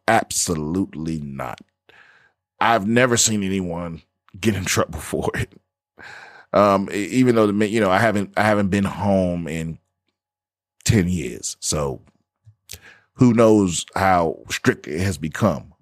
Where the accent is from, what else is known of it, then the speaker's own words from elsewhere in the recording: Washington, District of Columbia, United States; this is my hometown metro system